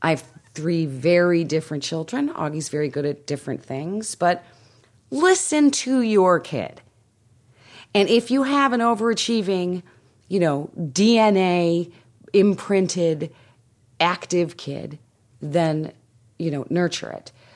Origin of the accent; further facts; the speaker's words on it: Winnetka, Illinois, United States; moved away; I am speaking in my hometown